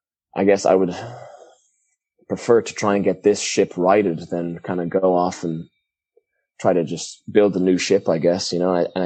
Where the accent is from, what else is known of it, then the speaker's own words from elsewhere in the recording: Ireland; now in United States; the whole time growing up in Ireland, I was thinking, I can't wait to use my blue American passport to get the hell out of here.